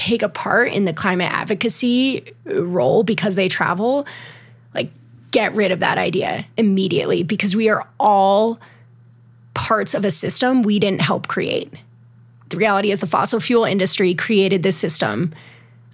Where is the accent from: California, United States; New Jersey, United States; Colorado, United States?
Colorado, United States; I've explored way more of my home state and states neighboring Colorado